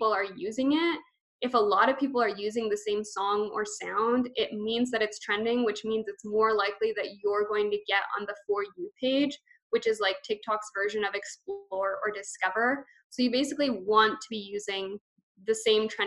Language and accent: English; Canada; I'm Canadian